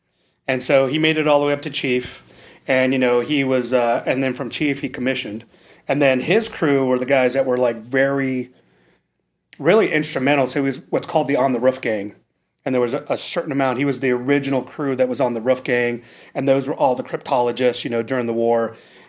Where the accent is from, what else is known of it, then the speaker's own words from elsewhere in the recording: Imperial Beach, California, United States; So I grew up in Imperial Beach, California, and I grew up kind of in the little area right now where, you know, the SEAL teams are, right?